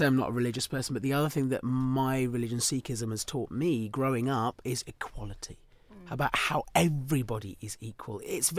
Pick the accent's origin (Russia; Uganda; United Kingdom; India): United Kingdom; Chatham, South East England; So I was born in Chatham.